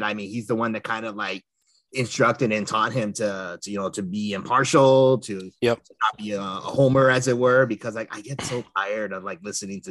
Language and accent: English; Los Angeles, California, United States; us Angelinos. We grew up here in the Southern California area.